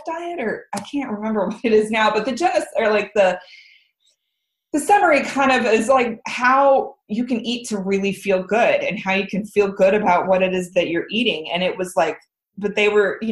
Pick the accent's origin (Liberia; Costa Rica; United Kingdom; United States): United States; Midwest; moved away as an adult; also born or lived in Lawrence, Kansas / Denver / San Francisco; now in Guemes Island, United States; growing up in the Midwest